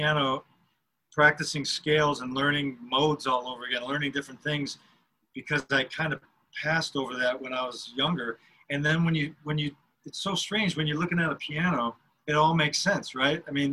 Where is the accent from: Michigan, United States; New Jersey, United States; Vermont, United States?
Michigan, United States; Detroit; we grew up in Detroit